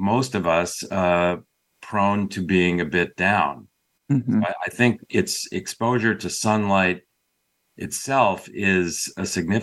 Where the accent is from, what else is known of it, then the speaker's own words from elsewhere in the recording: Chicago, Illinois, United States; now in Bay Area, California, United States; I grew up outside of Chicago